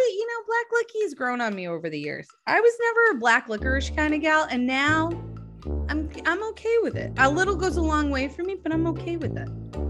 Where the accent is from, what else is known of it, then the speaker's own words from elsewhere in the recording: New Hampshire, United States; I mean, I grew up in Southern New Hampshire, and I don't really have nearly as an accent as other people who grew up in and around me, because my parents were both from Pennsylvania.